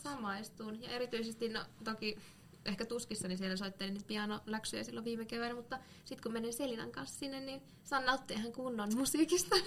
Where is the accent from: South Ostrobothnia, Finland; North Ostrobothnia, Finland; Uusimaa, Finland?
South Ostrobothnia, Finland; Lapua; moved away; kun olin vielä tuolla kotipuolessa, Lapualla